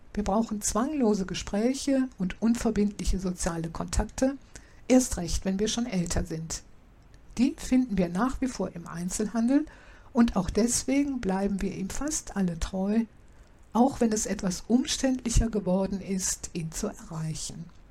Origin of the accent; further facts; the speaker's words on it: Rhineland-Palatinate, Germany; Ich bin in einem Dorf in Rheinland-Pfalz groß geworden